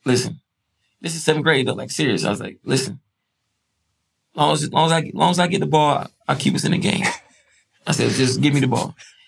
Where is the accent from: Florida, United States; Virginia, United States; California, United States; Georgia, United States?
Georgia, United States; Decatur; also born or lived in Stone Mountain, Georgia; I grew up between Decatur and Stone Mountain